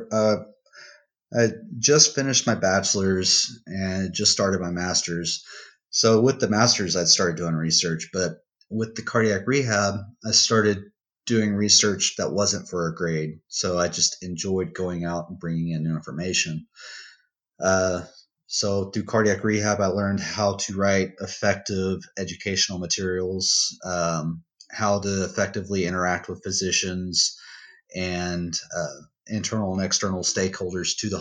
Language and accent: English; Odessa, Texas, United States; my hometown of Odessa